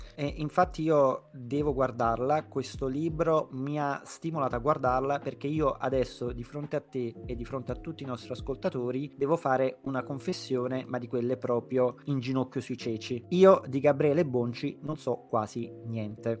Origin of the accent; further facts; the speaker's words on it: Naples, Campania, Italy; proprio da napoletano